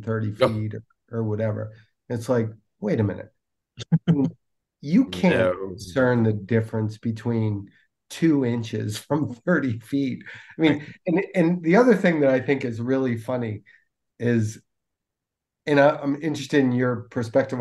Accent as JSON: {"language": "English", "region": "Northeast", "country": "United States", "tie": "born or raised there", "said": "I grew up in the Northeast, and so did Brendan"}